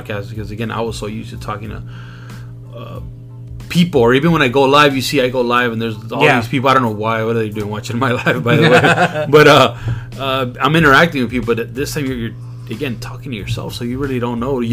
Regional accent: Compton, California, United States; also born or lived in Long Beach; born and raised in Compton.

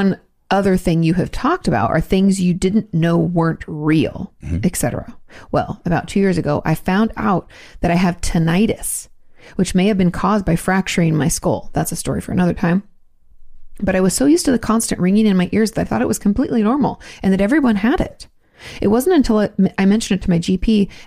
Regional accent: Australia; moved away; I'm from Australia

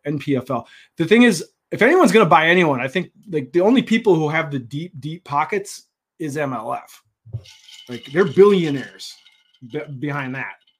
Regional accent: Minnesota, United States; We're from Minnesota.

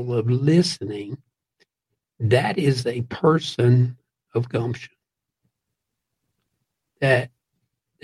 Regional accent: Central and South Georgia, United States; I grew up in Central and South Georgia, and especially near Atlanta and some of the other big towns in Georgia

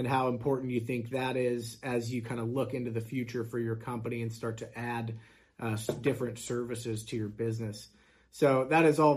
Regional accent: Kansas, United States; born and raised in Kansas here

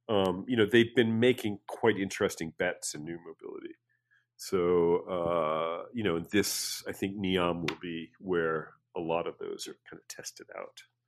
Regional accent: New York City, New York, United States; moved away as an adult; also born or lived in Paris, France / Rome, Italy; growing up in New York City

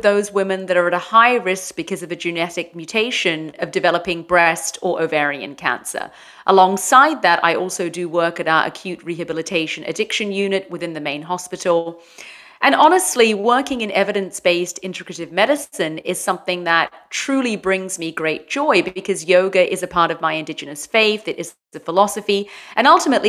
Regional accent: London, United Kingdom; moved away as an adult; now in San Clemente, United States; Well, I'm originally from London, but I have lived in four countries, and I've been in San Clemente now for, I think it's been about 8 years.

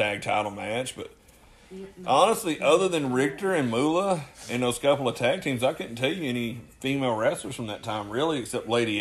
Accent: Chickamauga, Georgia, United States; I'm from Chickamauga

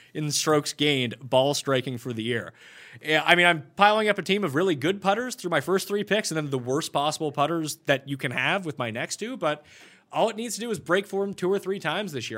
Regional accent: Canada

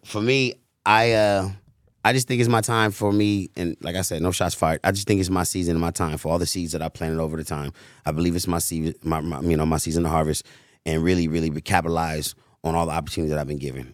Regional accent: United States; also born or lived in Cleveland, Ohio; I was born in Cleveland, Ohio. Raised, you know what I'm saying, on Chris Shaw in Hyde Park, went to Hyde Park

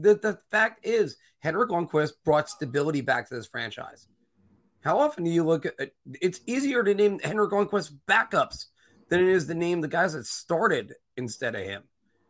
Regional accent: United States; I am an American.

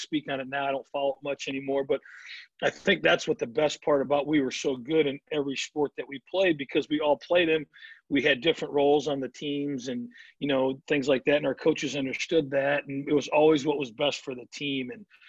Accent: Midwest, United States; growing up in the Midwest, there's only so much soft toss indoors, so much BP indoors.

